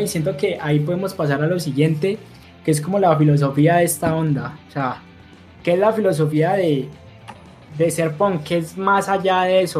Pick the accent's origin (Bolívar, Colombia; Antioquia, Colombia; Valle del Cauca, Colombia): Valle del Cauca, Colombia; Cali; nosotros dos somos caleños, precisamente por eso estábamos diciendo que era raro que dos caleños llegaran a esa música